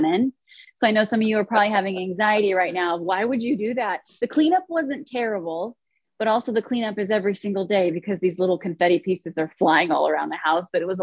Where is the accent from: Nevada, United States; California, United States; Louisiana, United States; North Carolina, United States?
California, United States; Chino; moved away as an adult; now in New York, United States; Born and raised in Chino, California, and did not leave my hometown till December 25th of last year